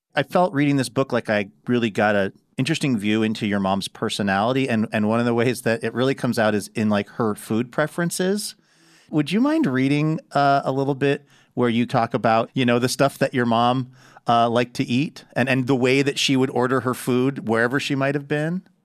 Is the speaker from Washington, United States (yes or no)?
yes; Seattle, Washington, United States; my hometown of Seattle, Washington. Well, actually, just a little bit north of there